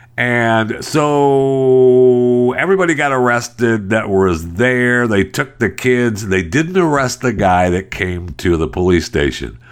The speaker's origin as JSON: {"language": "English", "region": "Michigan", "country": "United States", "tie": "born or raised there", "said": "I was raised in Michigan."}